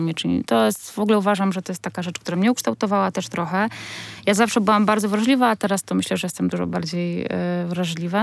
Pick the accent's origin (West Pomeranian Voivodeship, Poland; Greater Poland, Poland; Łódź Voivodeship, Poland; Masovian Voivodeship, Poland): Masovian Voivodeship, Poland; Warsaw; jestem, wiecie, z Warszawy